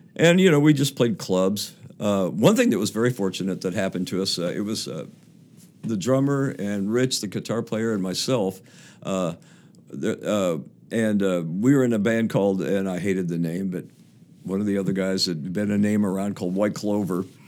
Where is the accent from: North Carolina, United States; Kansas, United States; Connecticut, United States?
Kansas, United States; Topeka; moved away; four of us went to the same high, high school, Topeka West High School